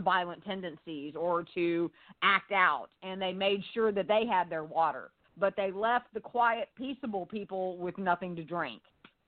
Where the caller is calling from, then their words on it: Onalaska, Texas, United States; I'm calling from Onalaska, Texas.